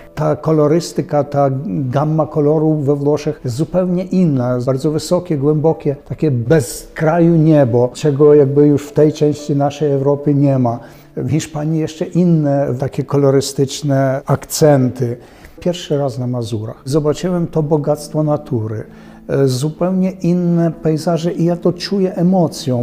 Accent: Kremenets, Ternopil Oblast, Ukraine; moved away; also born or lived in Lithuania; ja urodziłem się na samym południu Wołynia, to znaczy w Krzemieńcu

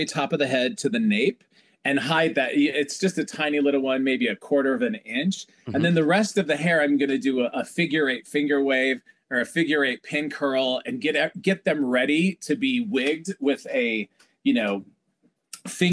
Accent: Iowa, United States; moved away; I'm from Iowa

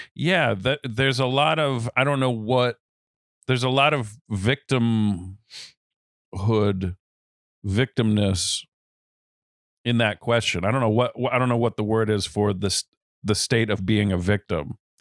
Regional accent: Rhode Island, United States; I was born in Rhode Island, the youngest of three

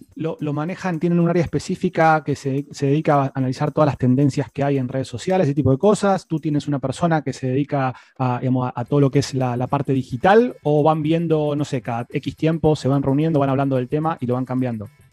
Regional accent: Argentina; como argentino

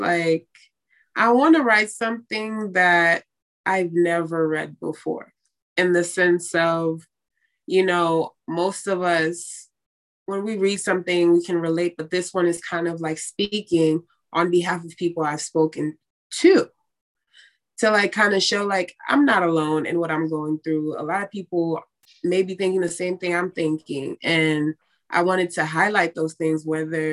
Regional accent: West Palm Beach, Florida, United States; I am from West Palm Beach, Florida

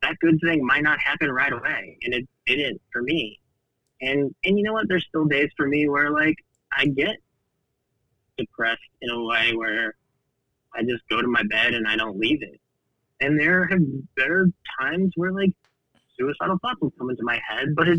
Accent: Kingsville, Texas, United States; also born or lived in Bishop, Texas; I grew up super poor in Kingsville, Texas.

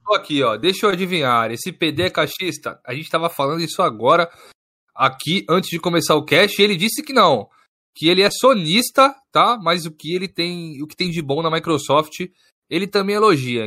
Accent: Santos, São Paulo, Brazil; Eu sou de Santos, São Paulo.

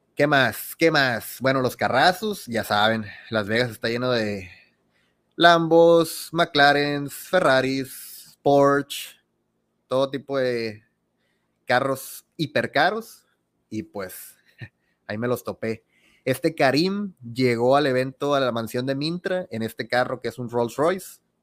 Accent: Sinaloa, Mexico; yo soy de Sinaloa

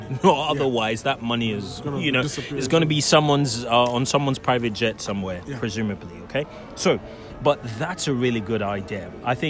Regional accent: Nigeria; So I guess what we can say, is, as a Nigerian, start with that.

